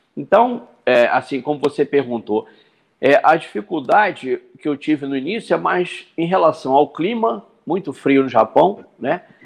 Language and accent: Portuguese; Rio de Janeiro, Brazil; moved away as an adult; also born or lived in Kashima, Japan / Qatar; Eu sou nascido em Jacarepaguá, um bairro aqui da Zona Oeste do Rio de Janeiro, né? E, como qualquer garoto de rua, fui criado em vila